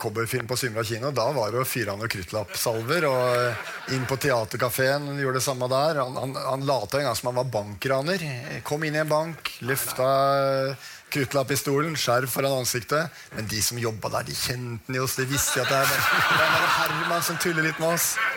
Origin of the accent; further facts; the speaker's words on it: Oslo, Norway; jeg vokste opp på Oppsal